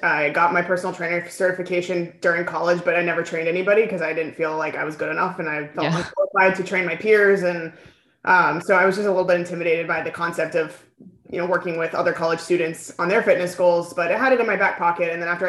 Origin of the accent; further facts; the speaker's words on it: California, United States; also born or lived in New York; now in Texas, United States; Southern California.